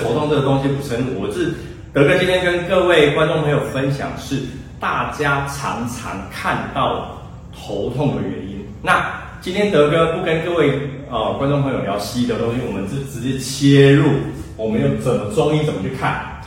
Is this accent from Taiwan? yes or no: yes; Taiwan; 我们台湾人